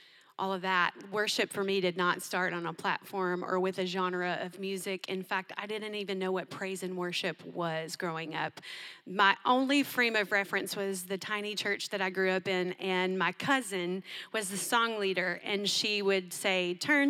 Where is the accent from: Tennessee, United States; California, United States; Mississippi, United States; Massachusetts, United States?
Tennessee, United States; I grew up in Tennessee